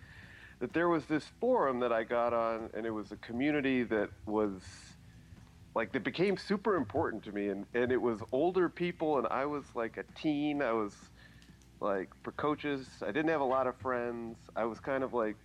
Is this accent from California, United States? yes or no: yes; Silicon Valley, California, United States; I grew up in Silicon Valley